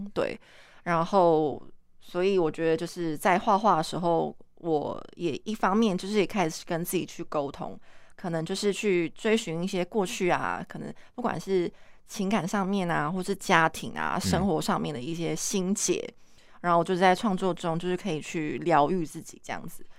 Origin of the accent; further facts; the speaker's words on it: Kaohsiung, Taiwan; 其实我是高雄人